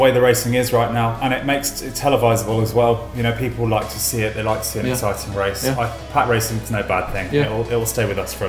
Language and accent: English; England, United Kingdom; Oh, mate, we're English.